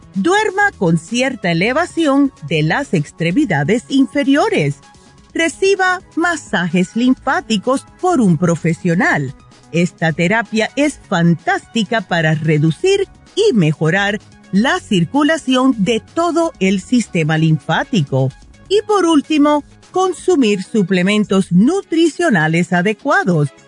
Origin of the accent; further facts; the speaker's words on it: New Jersey, United States; moved away; Yo que me crié en New Jersey